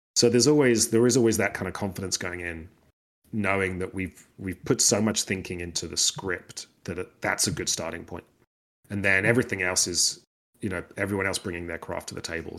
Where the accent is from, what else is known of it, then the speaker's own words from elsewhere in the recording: United Kingdom; I'm British